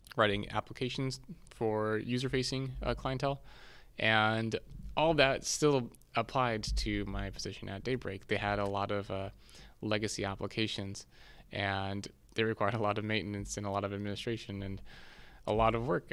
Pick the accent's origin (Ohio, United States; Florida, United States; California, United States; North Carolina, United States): California, United States; San Diego; moved away as an adult; also born or lived in Seattle; born and raised in San Diego